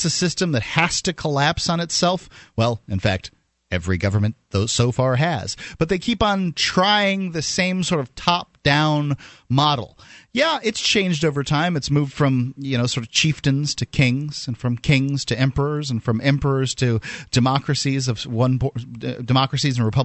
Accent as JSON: {"language": "English", "region": "the South", "country": "United States", "said": "I'm from the South."}